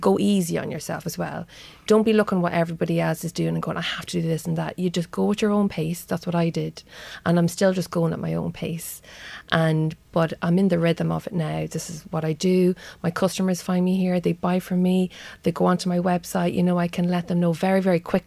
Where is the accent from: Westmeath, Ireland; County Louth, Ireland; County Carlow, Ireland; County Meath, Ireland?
County Louth, Ireland; Drogheda; now in Dundalk, Ireland; I was brought up in Harmony Heights in Drogheda